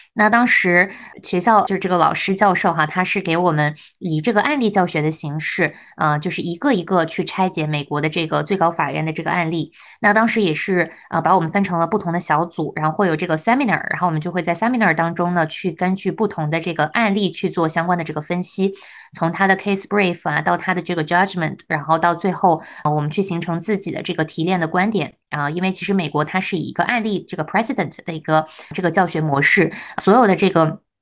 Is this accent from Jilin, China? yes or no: yes; Jilin, China; moved away as an adult; also born or lived in Guangzhou, China; now in Shanghai, China; 我是东北人